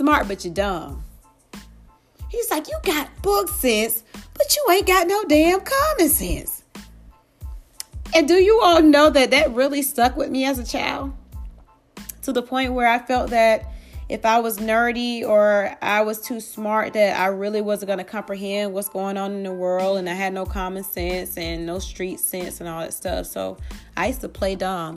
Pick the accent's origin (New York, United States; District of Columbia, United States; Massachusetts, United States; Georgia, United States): Georgia, United States; Atlanta; growing up in the hood and growing up in Atlanta, especially I was born and raised in East Atlanta, East Lake Meadows